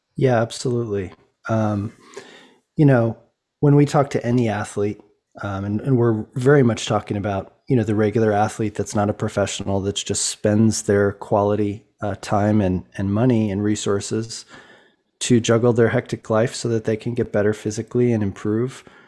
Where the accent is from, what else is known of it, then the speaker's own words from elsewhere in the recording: Boulder, Colorado, United States; I grew up in Boulder, Colorado